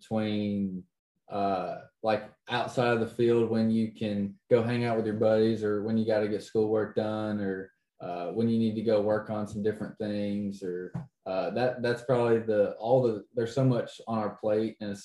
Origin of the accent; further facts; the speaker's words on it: North Georgia, United States; I'm from North Georgia